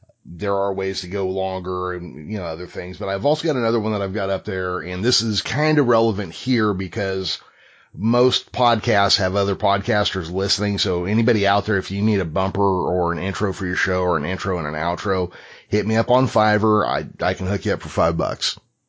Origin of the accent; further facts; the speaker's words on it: Midwest, United States; accent: Middle American; I had an accent, and I have the most Middle America, North American, you can't tell where I'm from by my accent